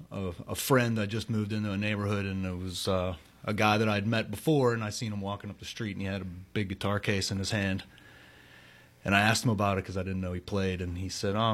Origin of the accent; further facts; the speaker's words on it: Pittsburgh, Pennsylvania, United States; I'm from the South Hills of Pittsburgh.